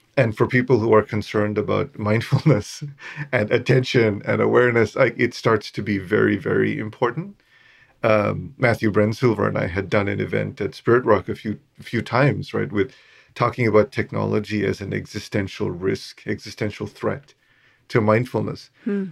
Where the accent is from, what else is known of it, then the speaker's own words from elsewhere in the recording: Sri Lanka; I was born in Sri Lanka, and I was born to a very Buddhist family